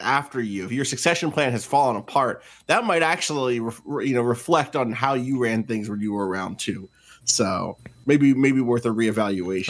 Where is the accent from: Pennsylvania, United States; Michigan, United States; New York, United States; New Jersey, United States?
New Jersey, United States; Atlantic City; I'm from Atlantic City.